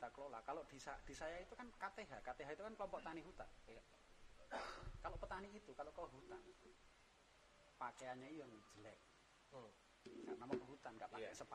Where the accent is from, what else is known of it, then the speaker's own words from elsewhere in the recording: Special Region of Yogyakarta, Indonesia; jadi memang kita harus harus memiliki ciri khas kita orang Jawa kita orang Jogja ya